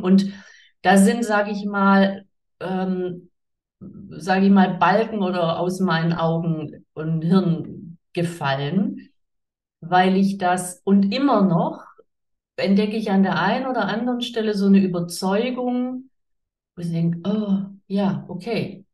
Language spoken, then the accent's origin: German; Swabia, Baden-Württemberg, Germany; ich komme aus dem Schwabenland, ich komme aus dem pietistisch geprägten Umfeld